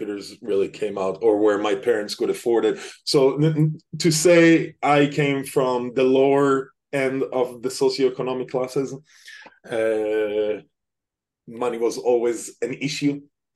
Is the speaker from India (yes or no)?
no; Petah Tikva, Central District, Israel; moved away as an adult; also born or lived in London / Sweden / Denmark / Germany; now in United States; from Israel originally, born in a little town called Petah Tikva. It's a small city right outside of Tel Aviv.